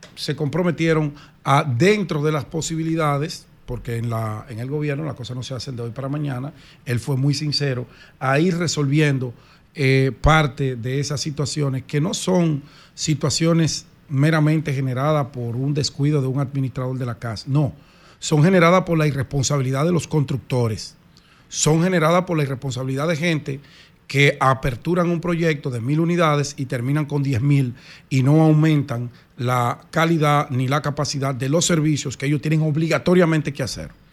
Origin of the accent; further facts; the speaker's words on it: Dominican Republic; como dominicano